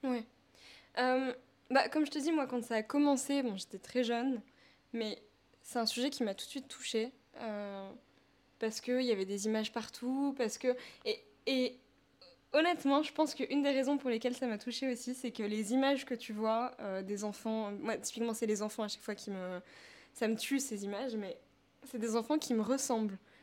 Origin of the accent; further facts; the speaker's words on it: Paris, Île-de-France, France; je viens de Paris 15, c'est là-bas que je suis née.